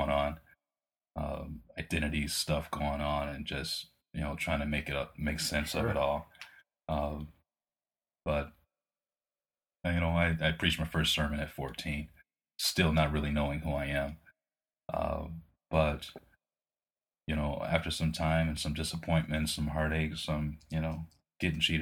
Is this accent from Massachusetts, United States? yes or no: no; Detroit, Michigan, United States; Born and raised in Detroit